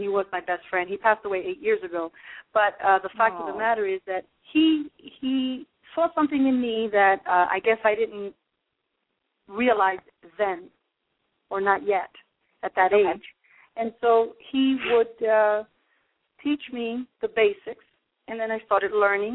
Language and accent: English; New York City, New York, United States; moved away as an adult; also born or lived in Brooklyn, New York; now in New Jersey, United States; I was born in Brooklyn, New York, and raised in Manhattan